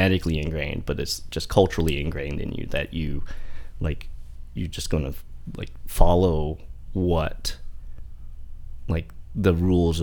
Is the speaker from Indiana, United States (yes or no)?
yes; Fort Wayne, Indiana, United States; first language Vietnamese; English is a second language; growing up in Indiana